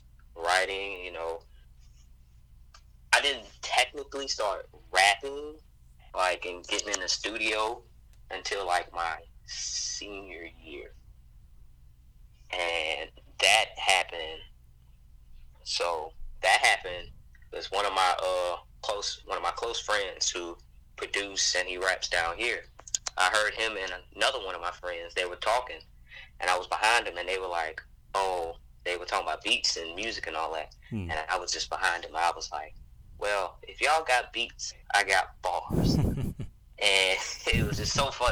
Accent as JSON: {"language": "English", "town": "Montgomery", "region": "Alabama", "country": "United States", "also_born_or_lived": "New Orleans, Louisiana", "said": "I'm from Montgomery, Alabama. My folks are from New Orleans, Louisiana"}